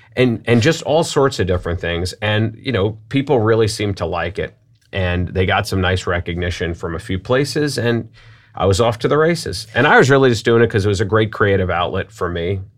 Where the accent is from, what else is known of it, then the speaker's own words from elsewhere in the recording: New York, United States; now in St. Louis, United States; I'm from New York